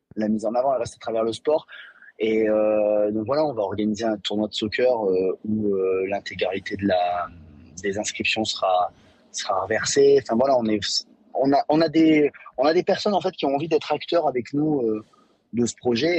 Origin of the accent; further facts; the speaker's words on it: Vichy, Auvergne-Rhône-Alpes, France; j'ai grandi à Vichy